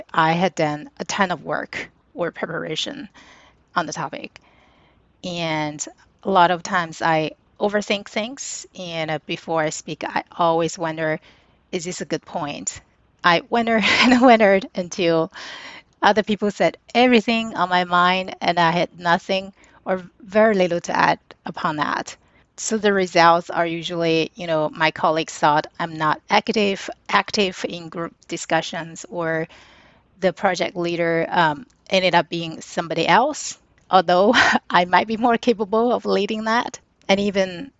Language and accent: English; China; moved away; growing up in China, humble is ingrained in my DNA.